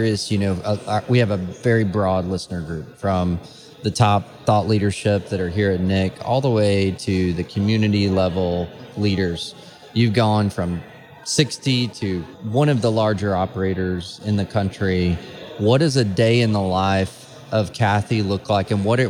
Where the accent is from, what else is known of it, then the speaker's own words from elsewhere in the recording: Dallas, Texas, United States; born there; I was born in Dallas, Texas. So give me a break.